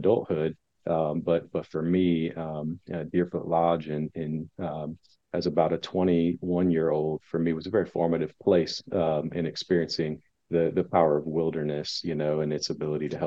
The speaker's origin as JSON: {"language": "English", "town": "Indianapolis", "region": "Indiana", "country": "United States", "tie": "born or raised there", "said": "I'm from Indianapolis. You know, really have lived in and around this area my whole life."}